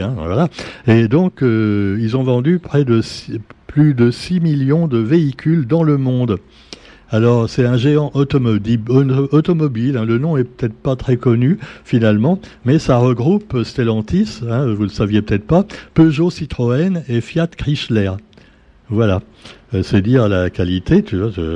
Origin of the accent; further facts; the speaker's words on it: Paris, Île-de-France, France; moved away; moi-même je suis parisien de naissance